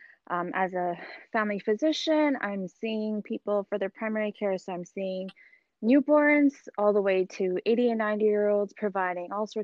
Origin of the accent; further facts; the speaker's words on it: Edmonton, Alberta, Canada; moved away as an adult; now in Mississauga, Canada; I'm originally from Edmonton, Alberta, Canada, and I did all my training over in Alberta